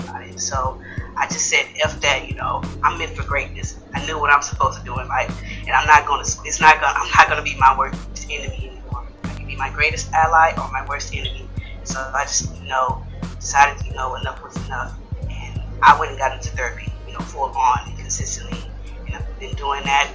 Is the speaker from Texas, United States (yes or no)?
yes; Houston, Texas, United States; also born or lived in Third Ward, Houston; being from the same place he's from, I'm from Fifth Ward, but I also spent time in Third Ward as a kid